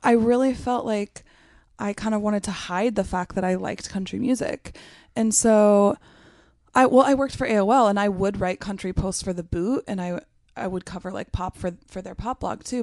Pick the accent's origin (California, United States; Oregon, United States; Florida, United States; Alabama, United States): Oregon, United States; McMinnville; I grew up in a small town in Oregon called McMinnville.